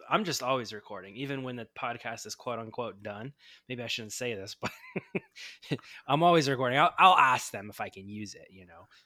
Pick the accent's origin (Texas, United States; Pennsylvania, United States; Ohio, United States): Ohio, United States; moved away as an adult; also born or lived in Los Angeles, California; now in Southern California, United States; I grew up in Ohio, and I moved out to Los Angeles, Southern California area